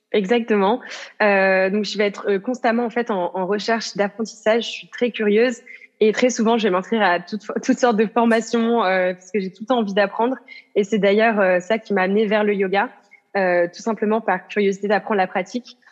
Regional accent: south of France, France; moved away as an adult; now in Amsterdam, Netherlands; je viens du sud de la France à l'origine, et puis j'habite à Amsterdam, donc aux Pays-Bas.

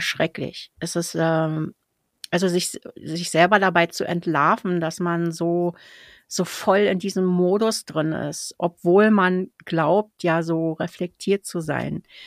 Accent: Berlin, Germany; ich als Berliner

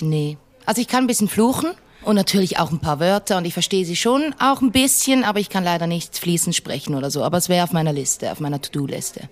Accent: Basel, Basel-Stadt, Switzerland; born or raised there

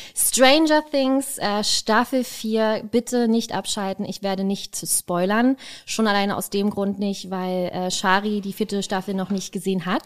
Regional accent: Berlin, Germany; als Berliner

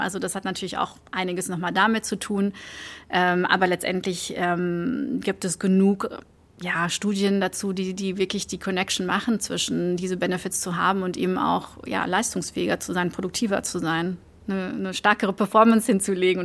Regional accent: Antwerp, Flanders, Belgium; German is a second language; moved away as an adult; also born or lived in Germany; ich komme aus Antwerpen ähm, in Belgien, ähm, also eine Stadt im Norden von, von Belgien ähm, und bin da aufgewachsen

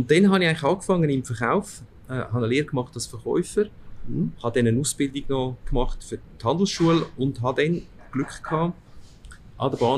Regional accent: Aargau, Switzerland; meine, meine Eltern, also mein Vater ist 1960 in die Schweiz gekommen mhm. und bin dann hier aufgewachsen im Aargau.

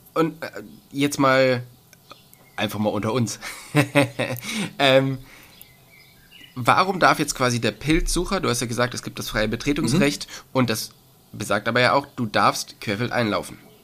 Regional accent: Cologne area, North Rhine-Westphalia, Germany; moved away; ich komme eigentlich aus dem, aus dem Raum Köln

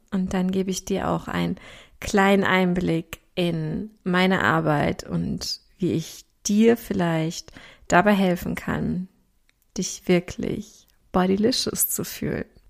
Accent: Ruhr area, North Rhine-Westphalia, Germany; accent: Ruhr dialect (Ruhrpott slang); ich komme aus dem Ruhrgebiet. Das heißt, du wirst auch zwischendurch an meiner Sprache merken

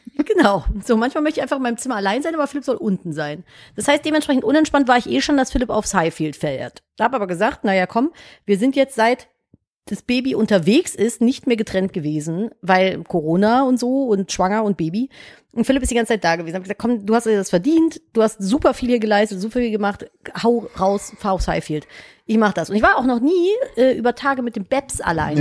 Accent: Cologne, North Rhine-Westphalia, Germany; Ich komme halt aus Köln

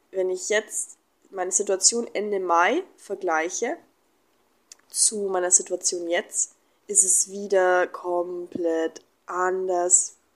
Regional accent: Germany; now in Mexico; ich war dann vier, vier Wochen in Deutschland, ähm, in meiner Heimat. Und dann bin ich wieder nach Mexiko.

